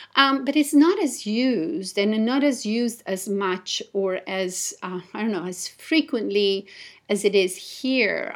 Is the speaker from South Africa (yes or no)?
no; Italy; moved away as an adult; also born or lived in Japan; I was born and raised in Italy